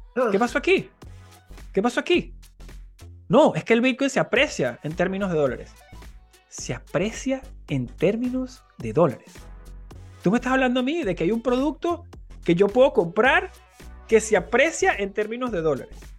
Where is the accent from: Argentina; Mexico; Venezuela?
Venezuela; mi país, en Venezuela